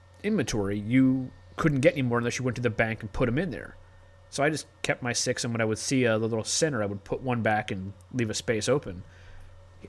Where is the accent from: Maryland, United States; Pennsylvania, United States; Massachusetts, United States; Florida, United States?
Maryland, United States; moved away; I'm from Maryland